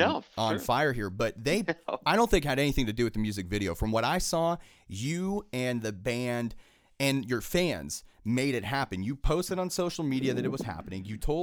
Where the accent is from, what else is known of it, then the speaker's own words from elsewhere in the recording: Pittsburgh, Pennsylvania, United States; being from born and raised in Pittsburgh, I'm not going to lie, man.